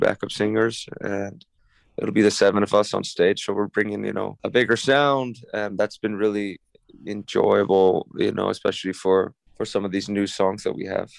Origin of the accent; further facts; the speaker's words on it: Iceland; moved away; spent that period in, in Iceland, in my home country